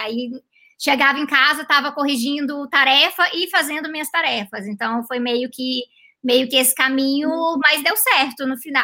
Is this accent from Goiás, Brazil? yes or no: yes; Goiânia, Goiás, Brazil; moved away as an adult; also born or lived in Canada; Eu sou de Goiânia. De Goiânia. Aí eu morei em Goiânia até, até os 18 anos de idade.